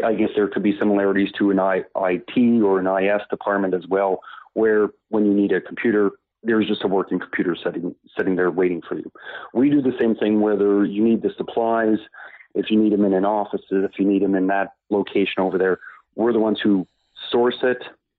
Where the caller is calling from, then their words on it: Moncton, New Brunswick, Canada; I'm calling from Moncton, New Brunswick